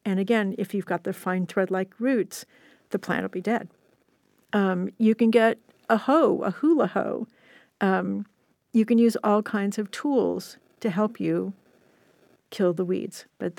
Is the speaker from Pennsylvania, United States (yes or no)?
no; California, United States; I'm born and raised in Southern California. I have never seen a full-on rainstorm in summer.